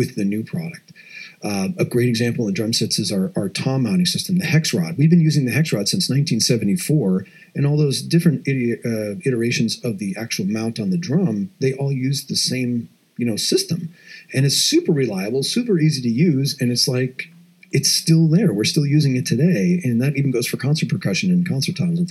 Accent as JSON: {"language": "English", "town": "Madison", "region": "Wisconsin", "country": "United States", "tie": "born or raised there", "moved": "yes", "said": "I grew up just outside of Madison, Wisconsin"}